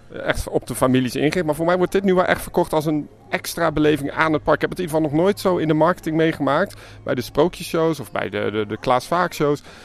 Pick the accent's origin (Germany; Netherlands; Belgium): Germany; het is voor mij als Duitser